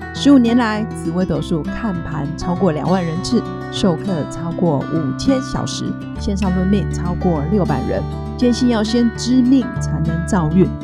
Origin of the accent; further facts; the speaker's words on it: Nantou County, Taiwan; 我的老家是在南投镇阳